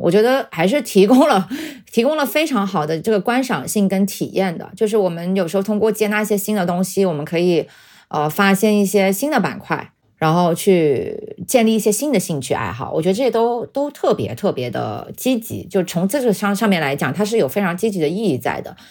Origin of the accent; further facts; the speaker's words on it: China; 我作为中国人